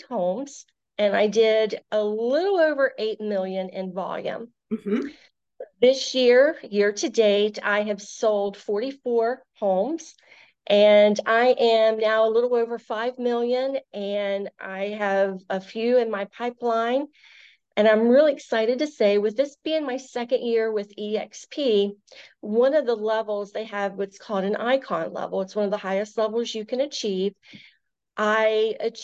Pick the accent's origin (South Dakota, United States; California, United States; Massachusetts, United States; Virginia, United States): Virginia, United States; now in Maryland, United States; both my husband and myself, we are originally from Virginia, and we've both lived in this area, or at least I have, over half my life, so I consider myself now a Marylander.